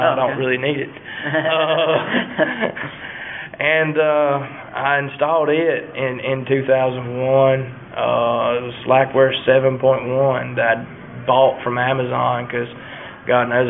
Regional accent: Lysville, Georgia, United States; I'm from Georgia, and I'm from the town of Lysville in Georgia

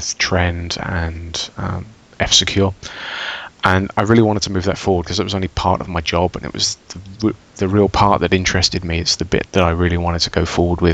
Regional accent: England, United Kingdom; now in Austria; I work for a large European bank in Austria, but I come from England

